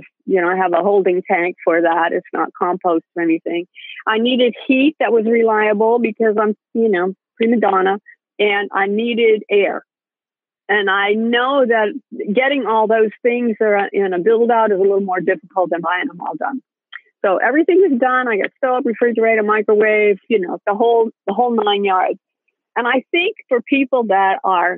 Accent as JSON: {"language": "English", "region": "Maine", "country": "United States", "tie": "born or raised there", "moved": "yes", "said": "I grew up in Maine and you know, near the border of Canada."}